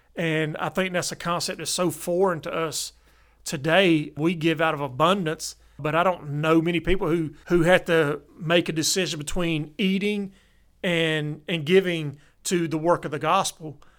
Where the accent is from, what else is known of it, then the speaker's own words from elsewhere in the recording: Columbus, Georgia, United States; now in South Georgia, United States; I grew up in Columbus, which is a military town